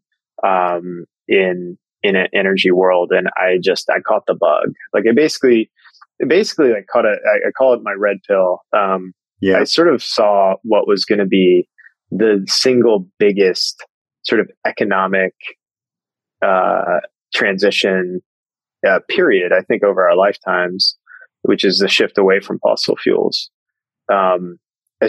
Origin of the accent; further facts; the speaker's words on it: Eastern Kentucky, United States; moved away; Growing up in Eastern Kentucky as an Indian American